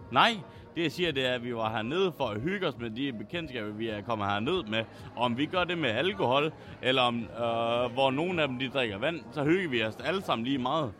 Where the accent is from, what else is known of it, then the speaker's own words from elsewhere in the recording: Skive, Central Denmark Region, Denmark; Vi er begge to fra Skive, born and raised, altså øh, levet op samme sted og været venner lige siden